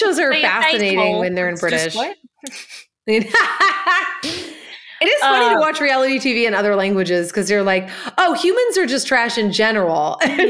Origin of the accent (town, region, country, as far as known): Boston, Massachusetts, United States